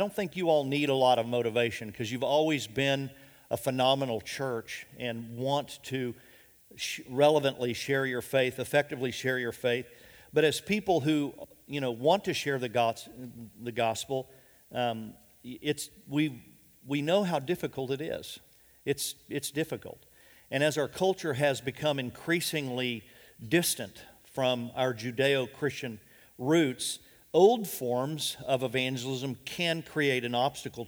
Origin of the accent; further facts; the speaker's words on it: Minneapolis, Minnesota, United States; moved away as an adult; also born or lived in Oklahoma City, Oklahoma; moved to Minneapolis, Minnesota when my dad was transferred with General Mills back in 1969